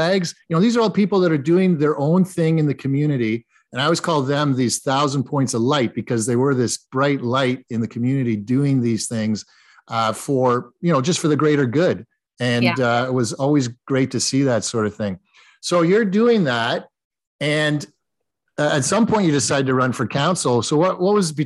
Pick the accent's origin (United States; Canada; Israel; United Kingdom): Canada; Waterloo, Ontario; I grew up in Waterloo.